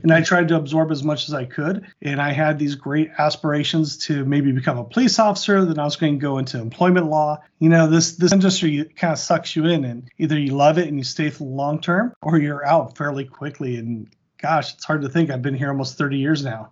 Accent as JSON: {"language": "English", "area": "Orange County", "region": "Southern California", "country": "United States", "tie": "born or raised there", "also_born_or_lived": "Montana", "said": "I actually grew up in, uh, Southern California, Orange County"}